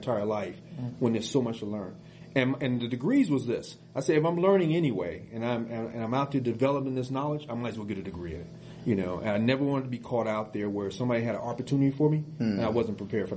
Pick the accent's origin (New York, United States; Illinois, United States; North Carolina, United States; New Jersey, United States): Illinois, United States; Chicago; poor growing up in Chicago